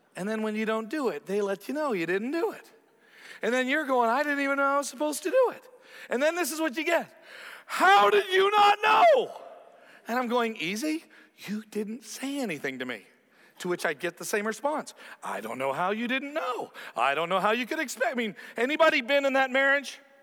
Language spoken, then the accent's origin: English; Canada; growing up a Canadian, where I have this huge country that I'm a part